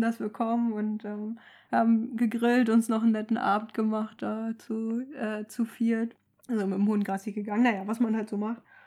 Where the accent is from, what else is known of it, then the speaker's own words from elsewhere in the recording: Mecklenburg-Vorpommern, Germany; moved away; also born or lived in Hamburg; Wir kommen ja beide aus MacPom